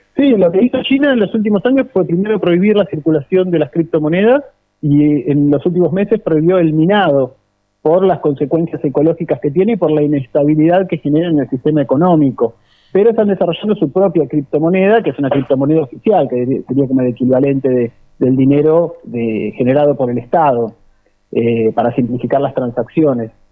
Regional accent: Argentina

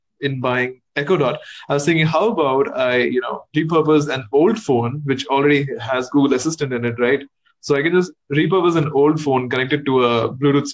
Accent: India; I'm from India

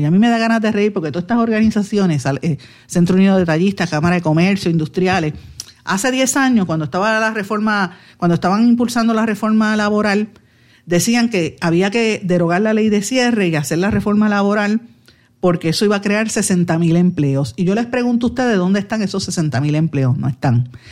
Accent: Puerto Rico; nosotros como puertorriqueños

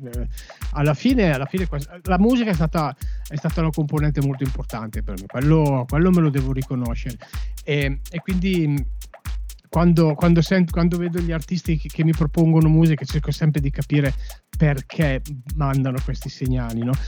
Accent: Cremona, Lombardy, Italy; siccome io sono di Cremona

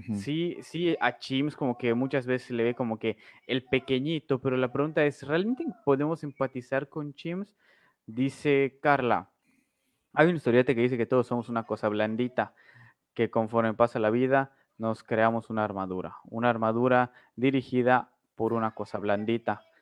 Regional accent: Mexico

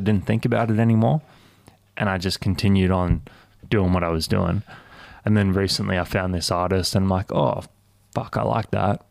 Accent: Cairns, Queensland, Australia; moved away; I grew up in Cairns

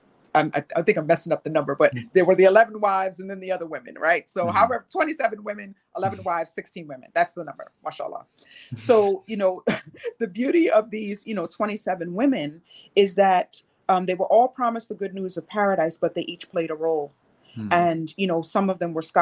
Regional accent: Medina, Medina Province, Saudi Arabia; I grew up in Medina, Saudi Arabia

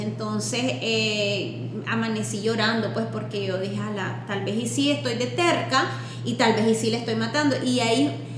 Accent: Nicaragua; moved away; also born or lived in Washington, D.C.; yo vengo de Nicaragua

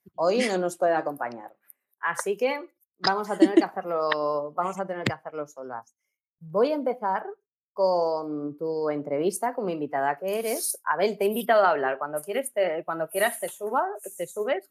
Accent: Castilla-La Mancha, Spain; Yo soy manchega y no sé inglés

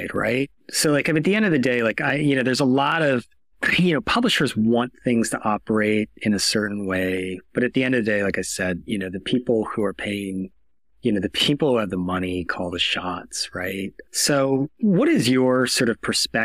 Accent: United States

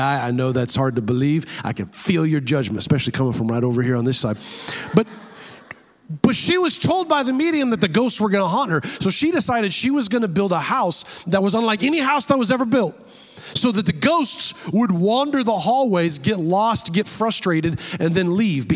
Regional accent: near San Jose, California, United States; is close to my hometown. It's in San Jose, California

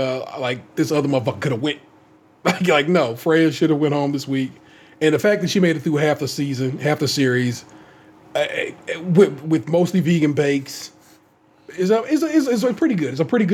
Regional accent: United States

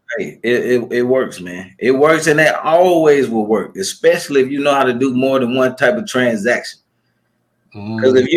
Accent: Atlanta, Georgia, United States; I'm from Atlanta, Georgia

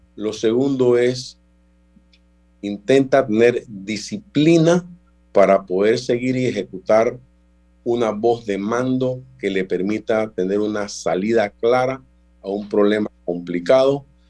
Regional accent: Panama; somos panameños

